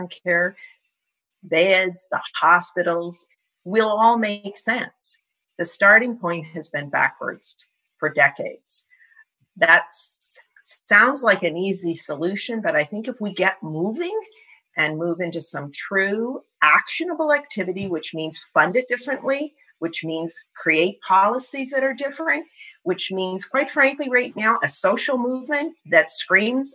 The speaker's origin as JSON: {"language": "English", "country": "Canada", "said": "as a Canadian society"}